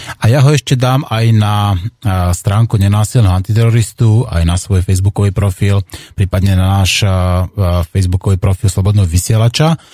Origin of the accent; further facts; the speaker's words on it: Slovakia; naši ľudia ako Slováci